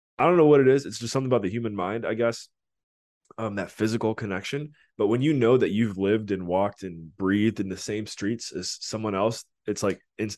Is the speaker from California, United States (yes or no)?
no; Cleveland, Ohio, United States; also born or lived in Washington, D.C.; I'm from Cleveland